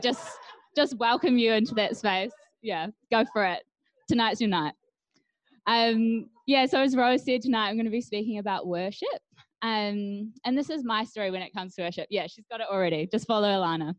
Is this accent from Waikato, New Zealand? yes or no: no; Hawke's Bay, New Zealand; moved away; I was born in the Hawke's Bay, where I spent early years of life